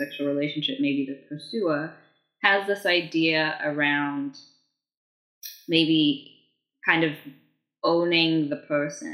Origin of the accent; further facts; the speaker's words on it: South Africa; growing up in South Africa, I didn't really have a lot of access to appropriate sex education